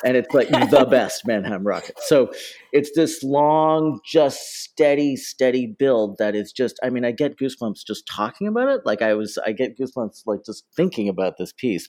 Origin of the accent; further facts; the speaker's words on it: Toronto, Ontario, Canada; now in London, United Kingdom; born and raised in Toronto, Ontario, Canada